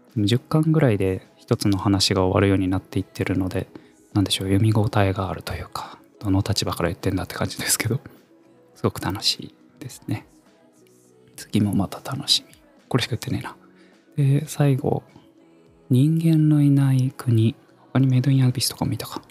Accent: Kumamoto, Japan; moved away as an adult; also born or lived in Fukuoka / Tokyo; 十八歳から福岡、三十歳から東京で暮らし、三十五歳で会社を辞め、地元の熊本

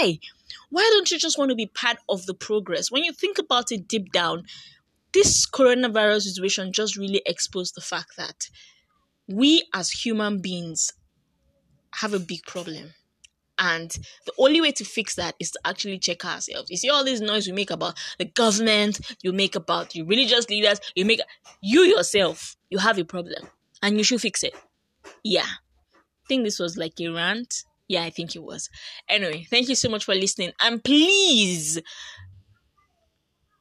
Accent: Nigeria; the country where I come from

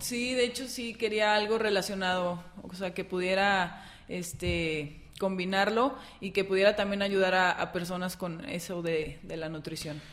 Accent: Lagos de Moreno, Jalisco, Mexico; also born or lived in Guadalajara / Aguascalientes; soy de aquí de Lagos de Moreno

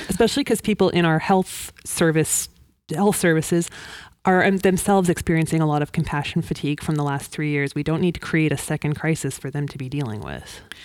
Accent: Vancouver, British Columbia, Canada; moved away as an adult; now in Moncton, Canada; I'm from Vancouver originally

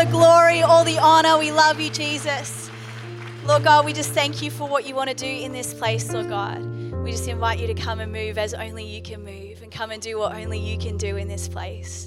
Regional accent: New Zealand; also born or lived in England; I was born in England. We moved to New Zealand when I was about 2 years old

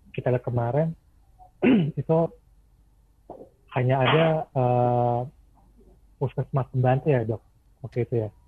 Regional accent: Maluku, Indonesia; Saya orang Maluku emang.

